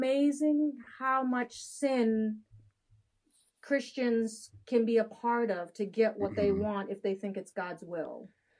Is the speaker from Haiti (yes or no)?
yes; Haiti; born there; also born or lived in Dominican Republic; I was born in Haiti and adopted from Haiti. Actually, an illegal adoption, more of a trafficking case.